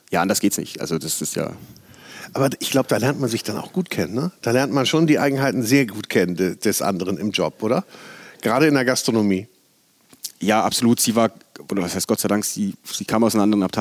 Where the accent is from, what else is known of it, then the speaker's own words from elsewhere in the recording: Bavaria, Germany; Ja, ich komme aus dem Chiemgau, ah, aufgewachsen.